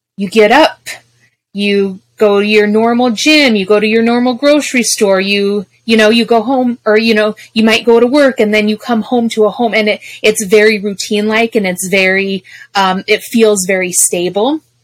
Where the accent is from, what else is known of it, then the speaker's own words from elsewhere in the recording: Colorado, United States; moved away; also born or lived in Arizona; I'm from Colorado